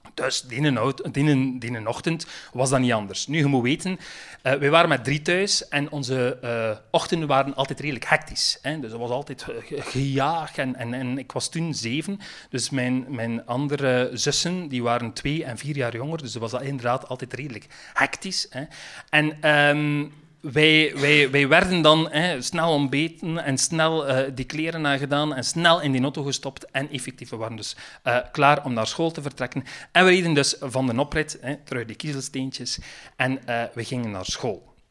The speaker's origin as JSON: {"language": "Dutch", "area": "Roeselare", "region": "Flanders", "country": "Belgium", "accent": "West Flemish", "moved": "yes", "said": "wij komen van het hart van West-Vlaanderen. Ik kom uit de rood"}